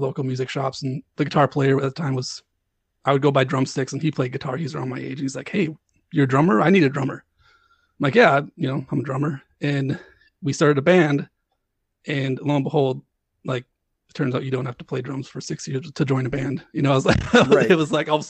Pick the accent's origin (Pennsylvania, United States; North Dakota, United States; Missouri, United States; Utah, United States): North Dakota, United States; Grand Forks; moved away as an adult; also born or lived in Fargo, North Dakota / Madison, Wisconsin; now in Hudson, Wisconsin, United States; I grew up in Grand Forks, North Dakota, and moved to Fargo